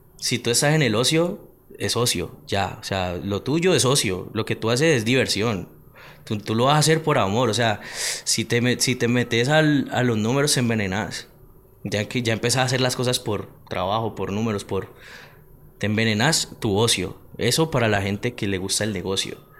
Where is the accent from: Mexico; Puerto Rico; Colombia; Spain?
Colombia; Palmira, Valle del Cauca; soy de Palmira